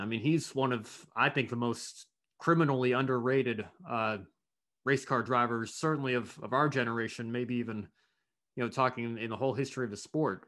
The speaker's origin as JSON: {"language": "English", "country": "United States", "said": "as an American"}